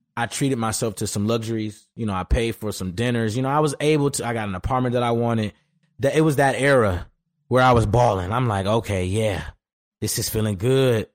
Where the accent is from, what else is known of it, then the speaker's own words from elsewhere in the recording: Detroit, Michigan, United States; moved away as an adult; also born or lived in Los Angeles / Houston; back home at Detroit